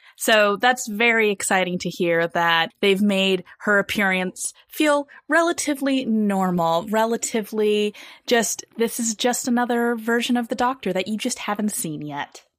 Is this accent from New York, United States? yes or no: no; California, United States; my home state of California